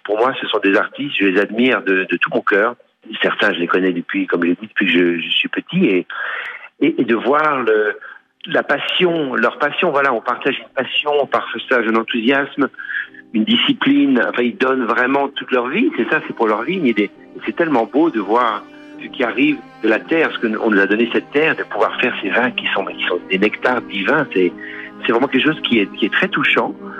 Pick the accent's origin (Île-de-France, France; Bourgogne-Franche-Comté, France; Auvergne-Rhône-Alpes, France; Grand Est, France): Auvergne-Rhône-Alpes, France; Lyon; also born or lived in Burgundy; je suis né à Lyon. Mais ma famille est originaire de Bourgogne